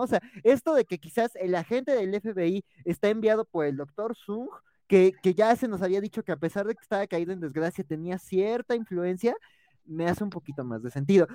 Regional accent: Mexico

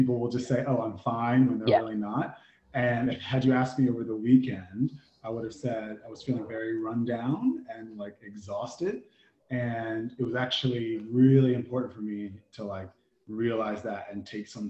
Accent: United States; I'm from the indigenous lands of the Native Americans, also known as the US of A. So I grew up in a very military suburban town

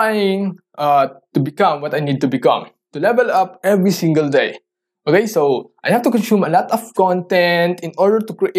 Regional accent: Philippines; English is a second language; I'm a Filipino. I don't usually talk in English.

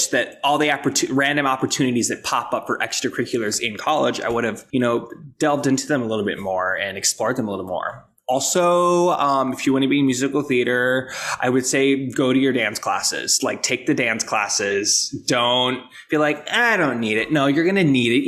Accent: Rapid City, South Dakota, United States; moved away; also born or lived in New York City; So I am originally from Rapid City, South Dakota

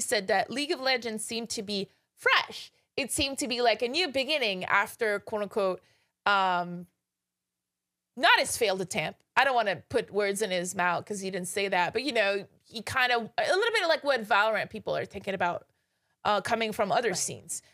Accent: Canada; now in Los Angeles, United States; I'm from Canada

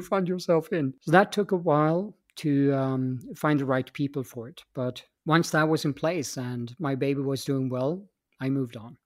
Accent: Stockholm, Stockholm County, Sweden; moved away as an adult; also born or lived in Austria; I come from Stockholm, Sweden, uh, born and raised there, and uh, but I left that country when I was uh, 24 years of age

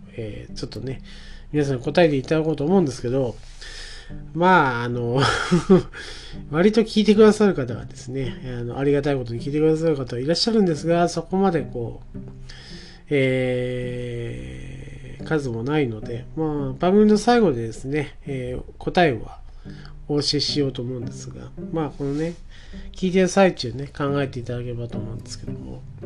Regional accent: Nakatsu, Oita, Japan; moved away; うちの田舎ではですね、耶馬渓というところでは

